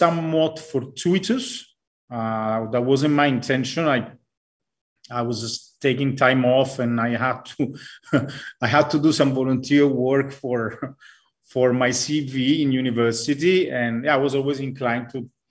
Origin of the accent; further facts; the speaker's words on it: Rome, Lazio, Italy; also born or lived in United States / Cambridge, United Kingdom / Latin America; now in Colombia; I was born in Italy, Rome, to be precise